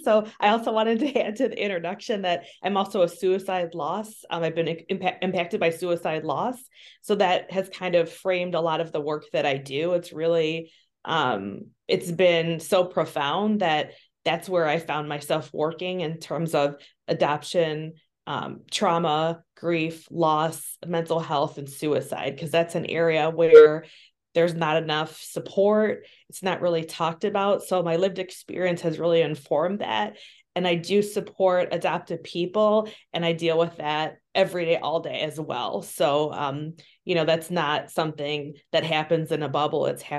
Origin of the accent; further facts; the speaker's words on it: Midwest, United States; also born or lived in Bogota, Colombia; I was born in Bogota, Colombia, and I was sold to a white Jewish couple in the Midwest. So I was taken to the Midwest, and that's where I grew up.